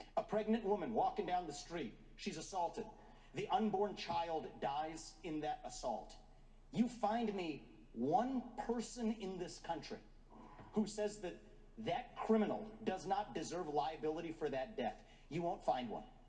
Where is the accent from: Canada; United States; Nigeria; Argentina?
United States; Ohio; I know Ohio. I was born, raised, and I lived there